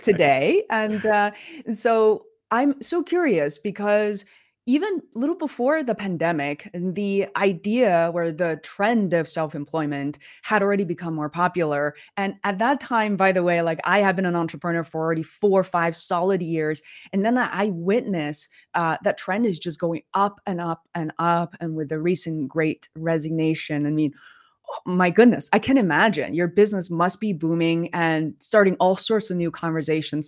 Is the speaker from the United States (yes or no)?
no; Beijing, China; moved away; I grew up in Beijing